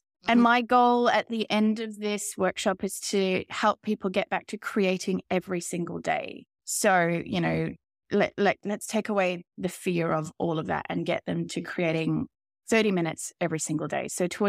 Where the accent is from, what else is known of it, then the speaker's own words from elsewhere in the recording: Australia; I come from Australia, particularly I'm living in outback Australia right now, in a very small town.